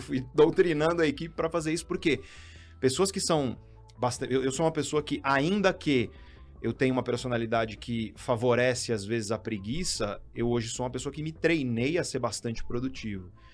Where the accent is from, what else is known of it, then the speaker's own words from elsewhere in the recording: Guarujá, São Paulo, Brazil; eu sou Caissara, vim da periferia do Guarujá